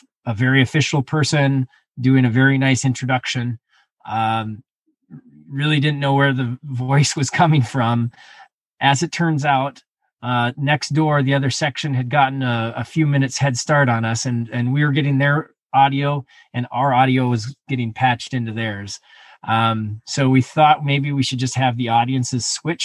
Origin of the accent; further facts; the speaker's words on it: Montana, United States; moved away as an adult; now in Minnesota, United States; I was born and raised in Montana, where the snow was on the side of mountains. So I grew up skiing, but I moved to Minnesota about 20 years ago